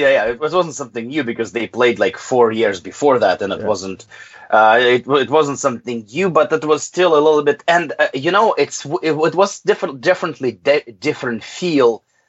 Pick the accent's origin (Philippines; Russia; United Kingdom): Russia; I was born in the Soviet Union, and to me, Ukrainians people were always part of my country.